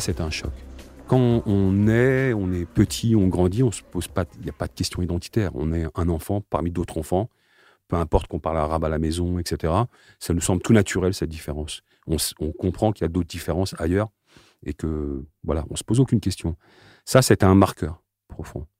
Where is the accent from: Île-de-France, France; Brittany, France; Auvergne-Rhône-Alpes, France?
Île-de-France, France; Aubervilliers; je suis né donc à Aubervilliers, d'une famille euh, de parents algériens